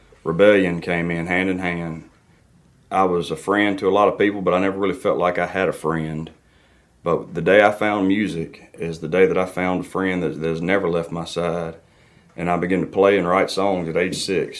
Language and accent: English; Dixie, Mississippi, United States; I'm from Dixie, Mississippi, the deep south of Mississippi